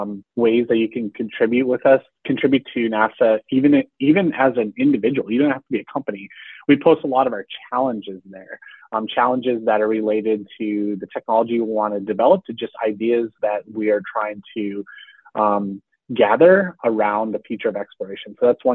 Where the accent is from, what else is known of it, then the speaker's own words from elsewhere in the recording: Texas, United States; I felt that growing up outside of Houston, especially if you aren't connected to the space industry in an obvious way